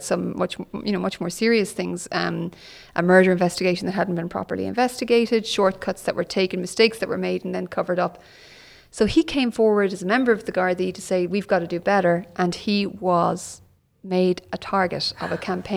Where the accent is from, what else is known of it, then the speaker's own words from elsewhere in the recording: Galway, Connacht, Ireland; also born or lived in Cork, Ireland; I was born in Cork. My dad was a bank manager, which in those days meant you were moved around the country a lot. So we moved to Galway when I was 12 and I spent most of my childhood there and university there